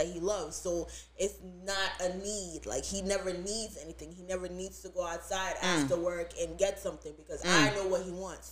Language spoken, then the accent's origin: English; Montego Bay, Jamaica; now in New York, United States; I'm originally from Jamaica. But, you know, I'm a New York girl.